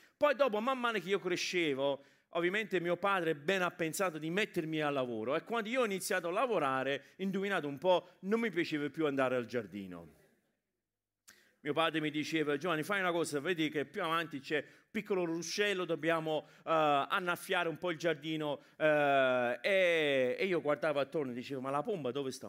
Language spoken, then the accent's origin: Italian; England, United Kingdom; now in Italy; io sono cresciuto in Inghilterra come immigrati italiani in Inghilterra